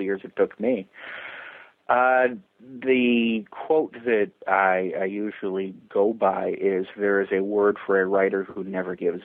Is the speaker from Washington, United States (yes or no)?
no; Chicago, Illinois, United States; I'm from Chicago, a big TV town